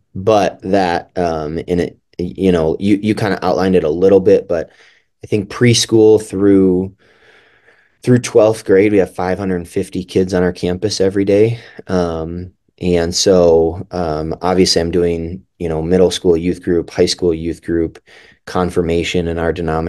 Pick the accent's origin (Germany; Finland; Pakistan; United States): United States; Milwaukee, Wisconsin; Yeah, so I grew up in Milwaukee, Wisconsin, which is kind of a LCMS Lutheran hotbed.